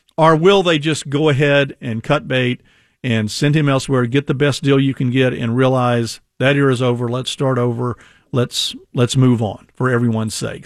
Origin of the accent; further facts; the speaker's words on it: Houston, Texas, United States; moved away; I grew up in Houston